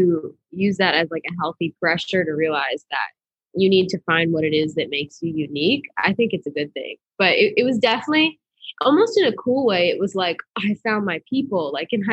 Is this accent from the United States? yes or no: yes; Boston, Massachusetts, United States; moved away as an adult; now in Nashville, United States; I'm from Boston, Massachusetts. So I grew up in a little suburb outside of the city, about like 20 minutes